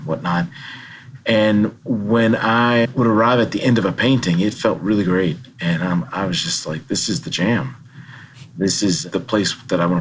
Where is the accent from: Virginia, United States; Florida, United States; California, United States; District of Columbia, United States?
District of Columbia, United States; Washington; also born or lived in Baltimore, Maryland / New Haven, Connecticut; now in Madison, United States; Growing up in Washington, D.C., with access to free museums and AC during the summer